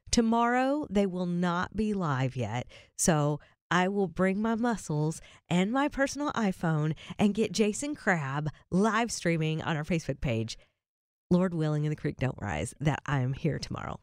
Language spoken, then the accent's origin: English; Berea, Kentucky, United States; moved away; my hometown